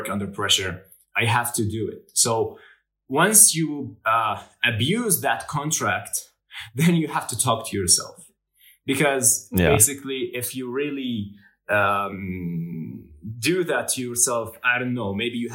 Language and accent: English; Jordan; I come from Jordan, and in Jordan, the average that you get, the GPA that you get, dictates what kind of major you will enroll